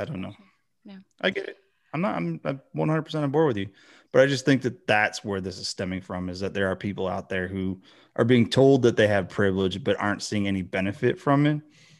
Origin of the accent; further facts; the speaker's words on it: Michigan, United States; And then, you know, I grew up in Michigan where you have a lot of, and it's just all over the country, but you have a lot of, white people who are lower income